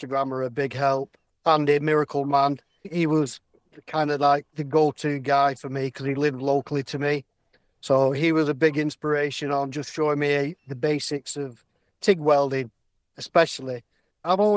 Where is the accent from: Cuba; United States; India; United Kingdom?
United Kingdom; Bury, North West England; I'm from Bury, Manchester, England.